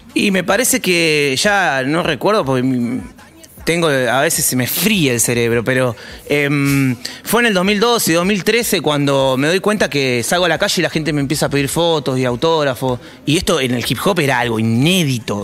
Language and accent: Spanish; Wilde, Buenos Aires Province, Argentina; me crié en Wilde